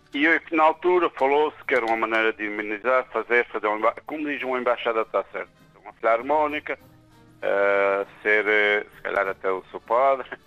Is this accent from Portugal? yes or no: yes; Pico, Azores, Portugal; now in São Jorge, Portugal; eu estou em São Jorge já há bastantes anos, mas sou do Pico